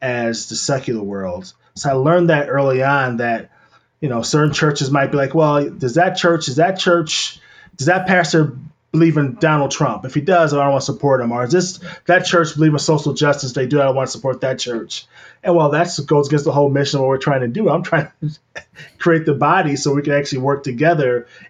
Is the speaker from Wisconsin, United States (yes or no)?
yes; Madison, Wisconsin, United States; also born or lived in Gary, Indiana; I was born in Gary, Indiana. I was only there for like 2 weeks. My dad came to Madison for law school. So I've been there my whole life